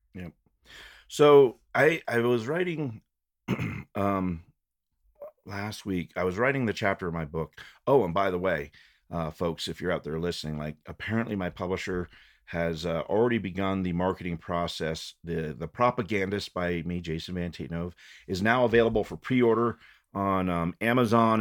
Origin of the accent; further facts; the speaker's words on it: Fort Collins, Colorado, United States; also born or lived in Loveland, Colorado; Growing up in Fort Collins and Loveland